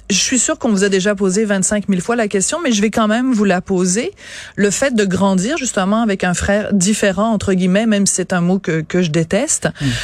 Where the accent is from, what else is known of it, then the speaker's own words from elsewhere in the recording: Quebec City, Quebec, Canada; Moi, je viens de Québec.